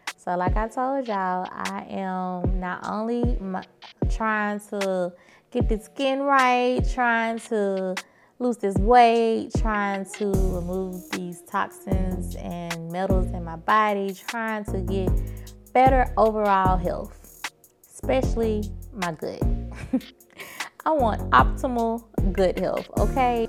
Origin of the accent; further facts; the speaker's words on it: Birmingham, Alabama, United States; moved away; I drove to Birmingham, which is my hometown, from Birmingham, Alabama